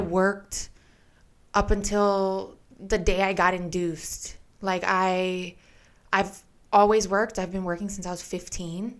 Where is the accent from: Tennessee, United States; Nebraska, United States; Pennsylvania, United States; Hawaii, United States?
Hawaii, United States; I was born and raised in Hawaii